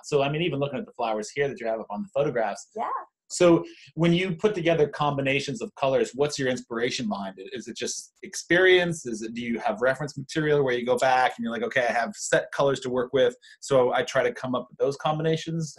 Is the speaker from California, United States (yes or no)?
yes; California, United States; I grew up in California